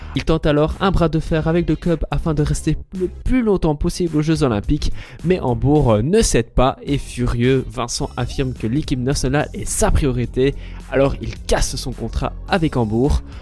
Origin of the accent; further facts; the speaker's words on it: Ganshoren, Brussels-Capital Region, Belgium; dans la commune où j'ai grandi à Gansoron à Bruxelles